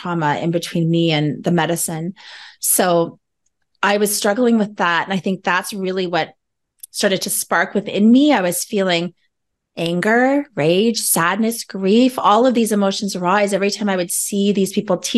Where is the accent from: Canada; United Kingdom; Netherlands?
Canada; Cape Croker First Nation, Ontario; I am from the traditional territories of Nishing Agaming, so Cape Croker First Nation on my mother's side and Serpent River on my father's side